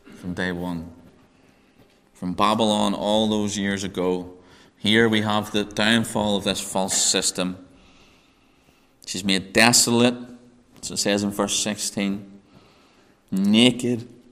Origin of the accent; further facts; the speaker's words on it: Northern Ireland, United Kingdom; accent: Northern Irish; my Northern Irish accent